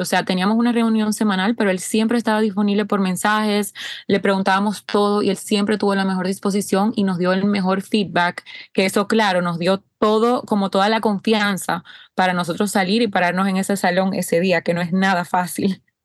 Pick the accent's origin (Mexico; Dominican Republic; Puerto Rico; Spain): Dominican Republic; República Dominicana, de donde soy